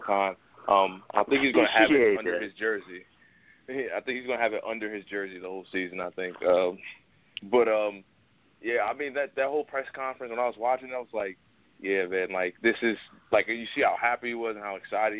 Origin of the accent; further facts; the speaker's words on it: Jamaica; I'm from Jamaica